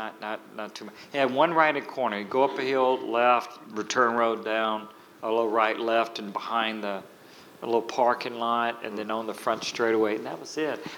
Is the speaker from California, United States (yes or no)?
no; Louisiana, United States; moved away as an adult; also born or lived in Las Vegas, Nevada; I moved from Louisiana in the mid-90s to start my school in Las Vegas